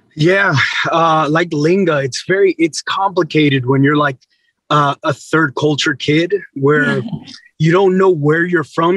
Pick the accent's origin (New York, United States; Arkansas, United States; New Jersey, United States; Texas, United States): Texas, United States; San Antonio; I grew up in San Antonio, two hours from the Mexican border